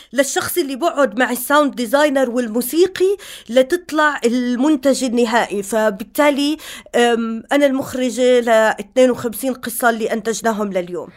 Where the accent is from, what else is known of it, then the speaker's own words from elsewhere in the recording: Jordan; بالأردن إحنا عندنا